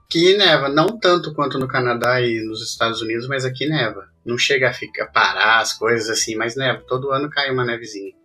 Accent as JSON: {"language": "Portuguese", "town": "Curitiba", "region": "Paraná", "country": "Brazil", "tie": "born or raised there", "moved": "as an adult", "lives_now": "England", "said": "Sou natural de Curitiba."}